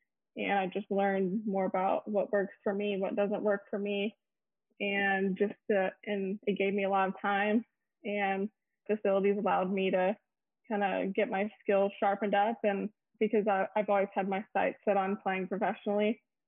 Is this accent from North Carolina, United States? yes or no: no; Austin, Texas, United States; I'm currently a professional golfer on the LPGA Tour. This is my rookie year. I'm from Austin, Texas.